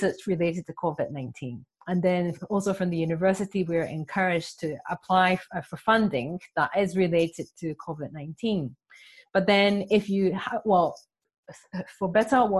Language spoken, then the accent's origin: English; Japan; also born or lived in Tokyo; I'm from Japan. I'm based in Tokyo.